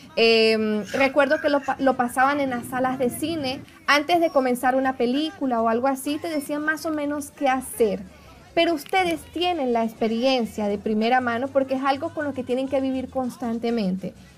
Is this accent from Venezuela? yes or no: yes; Venezuela; moved away as an adult; now in Brazil; como venezolana, emigrante